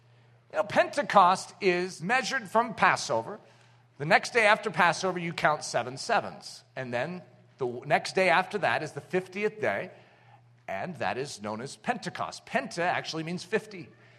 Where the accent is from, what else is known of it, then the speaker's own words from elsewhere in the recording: United States; these are words that we don't typically find interesting to us as American Christians.